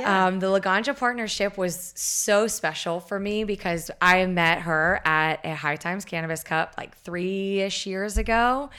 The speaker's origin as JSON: {"language": "English", "region": "the South", "country": "United States", "tie": "born or raised there", "said": "and growing up in the South, I get these people where they're like, cannabis is devil's lettuce."}